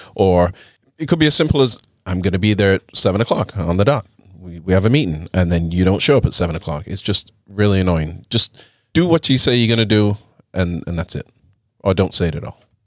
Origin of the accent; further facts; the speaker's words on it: England, United Kingdom; now in United States; growing up in England